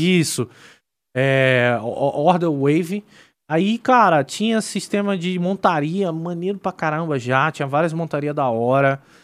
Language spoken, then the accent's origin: Portuguese; Brazil; sendo brasileiro